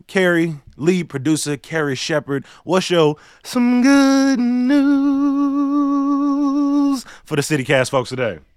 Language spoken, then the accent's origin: English; Chicago, Illinois, United States; Growing up on the South Side